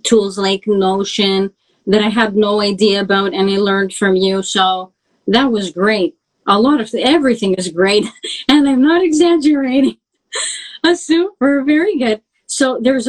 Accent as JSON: {"language": "English", "country": "Canada", "tie": "born or raised there", "said": "I grew up in Canada"}